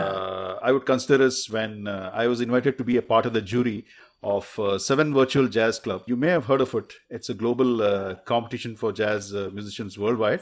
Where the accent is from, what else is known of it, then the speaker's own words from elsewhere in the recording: Bangalore, Karnataka, India; also born or lived in Mysore; up in Bengaluru. Although I was born in Mysore, uh, it's, uh, another city close to Bangalore.